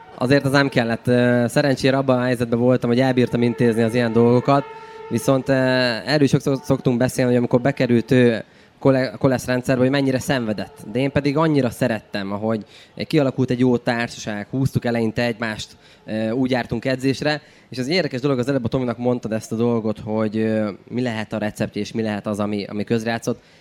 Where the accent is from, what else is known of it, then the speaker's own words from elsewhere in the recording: Cegléd, Pest, Hungary; moved away; egy vidéki városból származunk Ceglédről